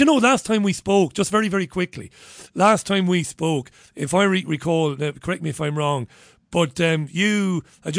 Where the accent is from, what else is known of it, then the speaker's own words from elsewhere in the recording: Ireland; one Irishman to another